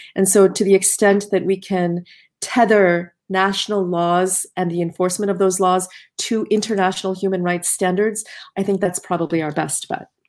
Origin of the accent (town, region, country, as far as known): United States